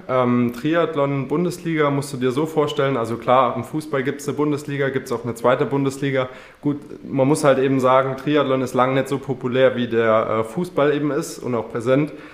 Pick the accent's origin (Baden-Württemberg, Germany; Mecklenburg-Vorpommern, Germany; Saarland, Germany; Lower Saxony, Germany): Saarland, Germany; Wemmetsweiler; moved away as an adult; now in Frankfurt, Germany; ich komme aus Wemmetsweiler und lebe zurzeit in Frankfurt